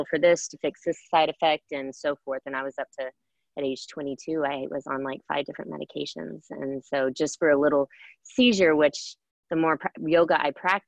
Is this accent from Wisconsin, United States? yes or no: no; College Station, Texas, United States; also born or lived in Houston, Texas; where I grew up in College Station